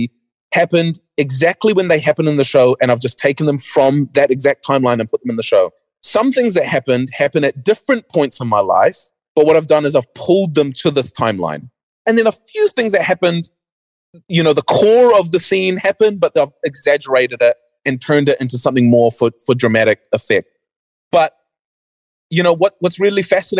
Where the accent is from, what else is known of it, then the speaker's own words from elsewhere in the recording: Auckland, New Zealand; also born or lived in North Shore, Auckland; born and raised in New Zealand, early parts of my life was in West Auckland